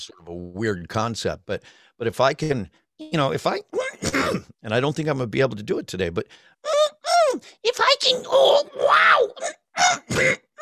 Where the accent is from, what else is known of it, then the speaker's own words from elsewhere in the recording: Cleveland, Ohio, United States; moved away as an adult; also born or lived in Denver, Colorado; I had moved to Cleveland when I was seven from Denver, so, so, and I, you know, pretty much grown up there as well